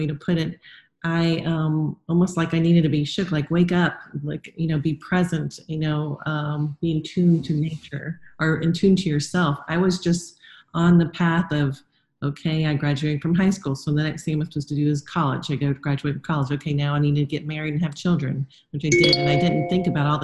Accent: South Florida, United States; moved away; also born or lived in North Carolina; I grew up in South Florida, where other than the beach, everything's pretty plasticky and not real

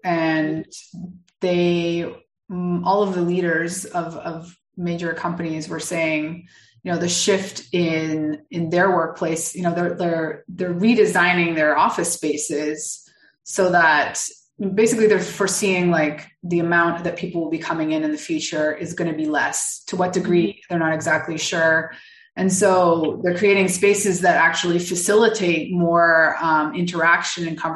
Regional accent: Canada; now in Mexico; I live in Mexico. I'm originally from Canada

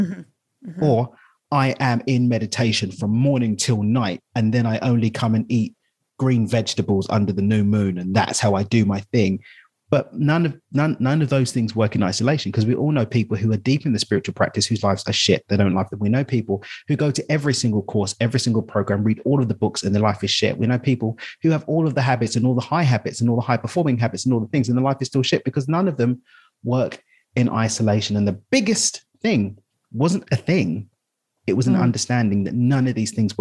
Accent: London, United Kingdom; I'm from East London.

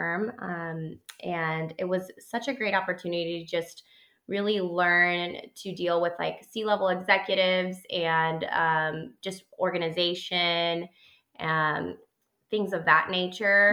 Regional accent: El Salvador; now in Houston, United States; So I actually grew up abroad. I grew up in Latin America.

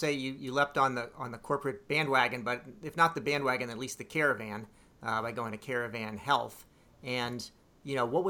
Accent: Bethesda, Maryland, United States; I grew up in Bethesda.

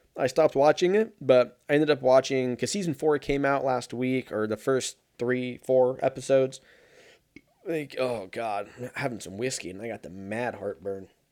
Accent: United States; I'm fucking an American

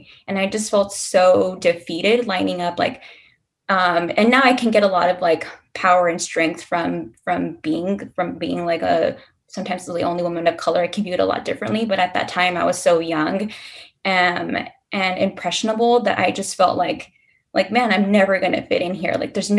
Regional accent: Texas, United States; So I'm not originally from Houston. I'm born and raised in a border town.

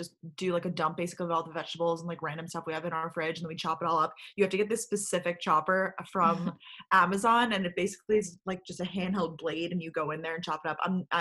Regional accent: Long Island, New York, United States; moved away as an adult; also born or lived in Athens, Georgia / Boston; now in New York City, United States; I grew up on Long Island, New York

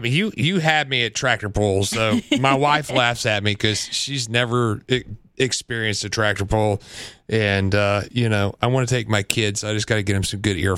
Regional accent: Central Illinois, United States; now in Knoxville, United States; I grew up in Central Illinois.

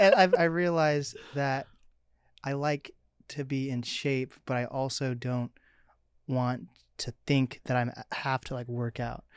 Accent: Mercer Island, Washington, United States; I'm an East Side boy myself, Mercer Island.

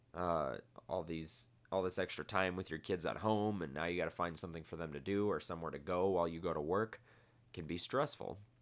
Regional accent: Midwest, United States; now in Las Vegas, United States; I come from the Midwest.

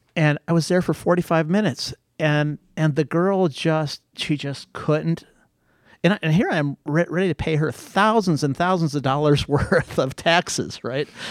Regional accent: Akron, Ohio, United States; also born or lived in Greece; in elementary school, high school, on the wrong side of Akron

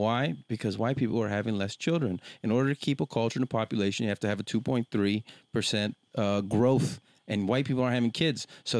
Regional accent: Weslaco, Texas, United States; my hometown Weslaco

